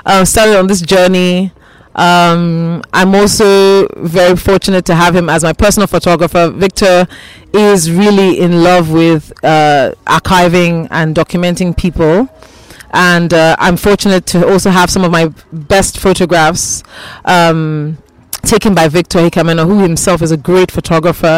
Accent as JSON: {"language": "English", "country": "Nigeria", "said": "as Nigerian collectors and Nigerian upholders of the culture"}